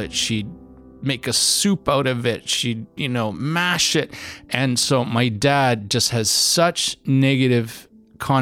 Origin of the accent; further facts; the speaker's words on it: Canada; I was truly raised as a Canadian youth